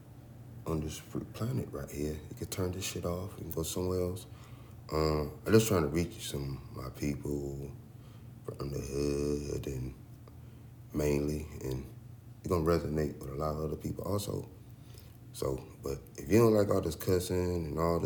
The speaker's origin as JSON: {"language": "English", "region": "the South", "country": "United States", "tie": "born or raised there", "said": "growing up in the South"}